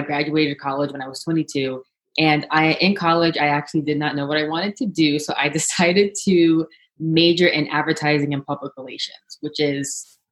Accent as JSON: {"language": "English", "town": "New York City", "region": "New York", "country": "United States", "tie": "born or raised there", "also_born_or_lived": "Manhattan", "said": "right now I live in Manhattan, but I was born and raised in Brooklyn."}